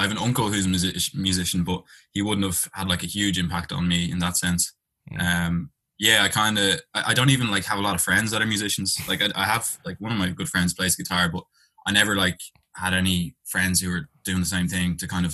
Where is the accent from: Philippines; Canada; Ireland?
Ireland; Dublin, Leinster; accent: Irish; also born or lived in London; I'm from Dublin, Ireland.